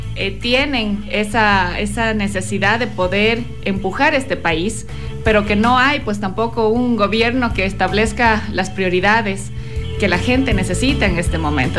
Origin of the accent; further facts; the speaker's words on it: Loja, Ecuador